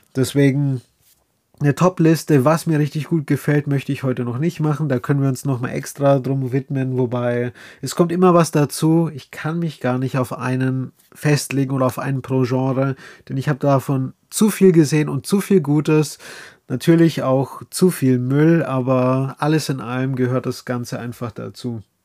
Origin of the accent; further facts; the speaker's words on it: Bavaria, Germany; accent: Bavarian dialect; mit dem Dialekt. Ja, ich komme aus Bayern.